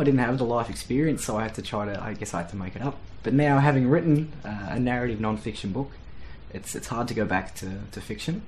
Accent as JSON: {"language": "English", "country": "Australia", "said": "being Australian"}